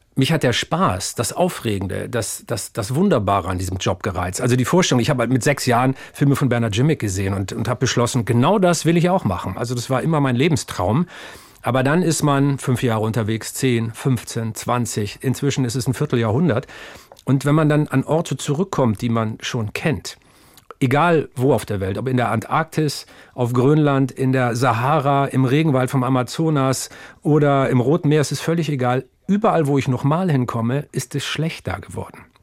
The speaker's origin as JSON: {"language": "German", "town": "Stade", "region": "Lower Saxony", "country": "Germany", "tie": "born or raised there", "said": "ein waschechter Norddeutscher. Geboren bin ich bei Stade, um genauer zu sein, stamme ich aus Asseler Moor"}